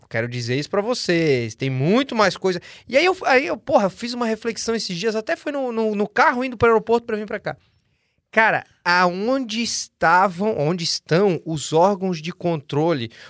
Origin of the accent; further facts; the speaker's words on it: Brazil; now in United States; Para nós também, sou, sou, sou, brasileiro, sou